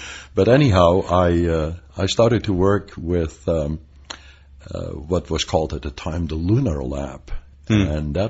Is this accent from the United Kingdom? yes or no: no; Netherlands; moved away as an adult; also born or lived in Pasadena, California; now in United States; I came as an immigrant from Holland in 1962.